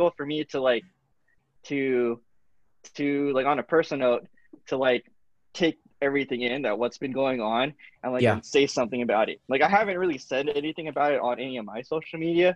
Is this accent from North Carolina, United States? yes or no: no; California, United States; growing up in California, you're kind of blessed with being in a melting pot of cultures